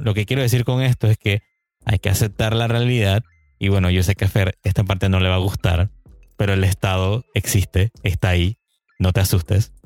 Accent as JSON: {"language": "Spanish", "country": "Panama", "said": "en mi país, estamos aquí en Panamá"}